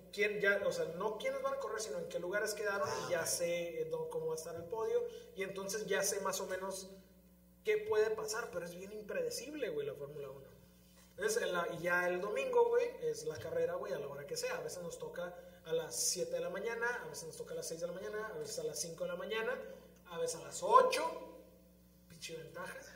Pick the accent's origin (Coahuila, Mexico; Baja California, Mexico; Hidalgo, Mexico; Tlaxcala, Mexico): Baja California, Mexico; Tijuana; somos muy californianos, güey, los tijuanenses o los de aquí de la región